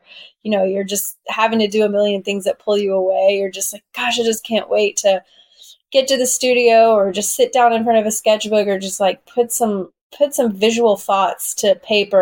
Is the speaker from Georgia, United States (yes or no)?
yes; Southwest Georgia, United States; moved away as an adult; now in New York City, United States; I'm from Southwest Georgia. So I'm from a really small town where people go to hunt